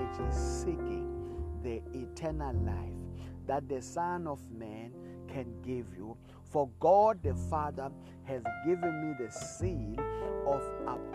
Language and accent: English; South Africa; I come all the way from South Africa